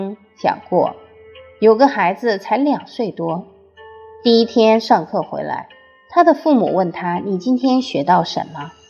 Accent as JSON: {"language": "Chinese", "country": "China", "said": "我们中国人讲五福，其中有一福叫善终，也就是好死。"}